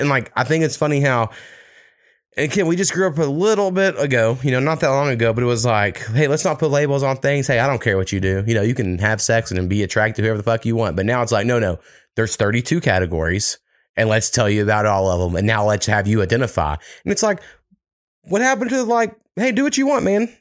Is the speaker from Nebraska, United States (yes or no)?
yes; Nebraska, United States; moved away; when I was growing up in Nebraska